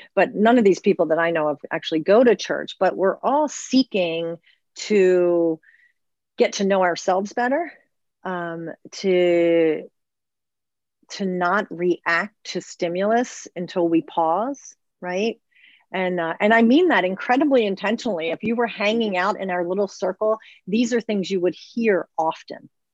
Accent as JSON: {"language": "English", "town": "Baltimore", "region": "Maryland", "country": "United States", "tie": "born or raised there", "said": "I was born and raised in Baltimore in the city."}